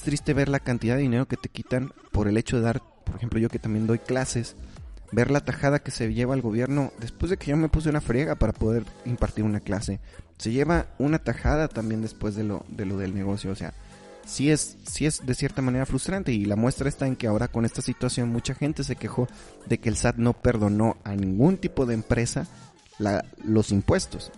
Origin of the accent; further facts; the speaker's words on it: Durango, Mexico; las personas que somos mexicanas